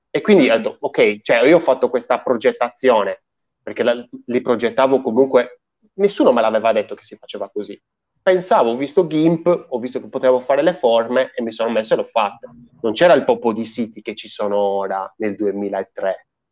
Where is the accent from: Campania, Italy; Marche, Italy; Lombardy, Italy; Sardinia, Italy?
Sardinia, Italy; io in Sardegna, cioè praticamente vivo quel paese a fianco a quello dove ha vissuto oh. Antonio Gramsci